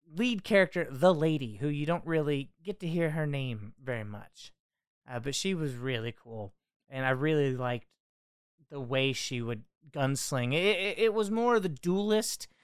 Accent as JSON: {"language": "English", "country": "United States", "said": "as an American"}